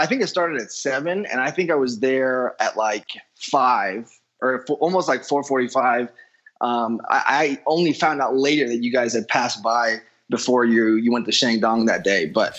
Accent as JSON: {"language": "English", "country": "Honduras", "tie": "born or raised there", "also_born_or_lived": "San Francisco Bay Area, United States", "moved": "yes", "lives_now": "Mexico", "said": "I was actually born and raised in Honduras, which is just a couple countries south of where I am currently. Mm-hmm. But was in the Bay for about 12 years"}